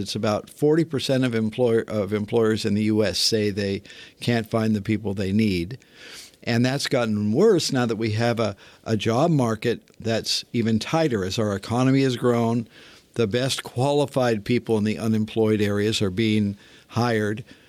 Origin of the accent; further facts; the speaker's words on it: Northern California, United States; I grew up in Northern California in a, a modest town, modest neighborhood